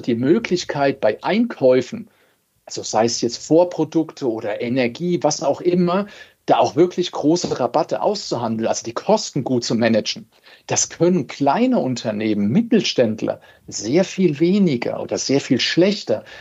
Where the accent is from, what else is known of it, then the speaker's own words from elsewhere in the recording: Germany; bei uns in Deutschland